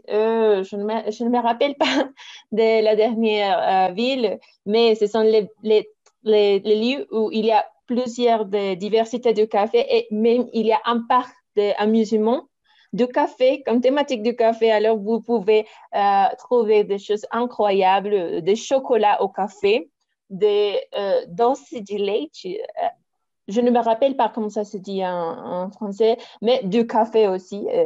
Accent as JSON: {"language": "French", "town": "Manizales", "region": "Caldas", "country": "Colombia", "said": "Bon, euh, je suis de Manizales. Euh, Cela se trouve au département de Caldas. C'est plutôt au centre du pays."}